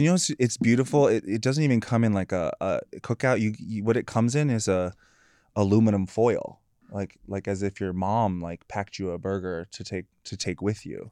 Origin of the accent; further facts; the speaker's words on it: North Carolina, United States; I grew up in North Carolina.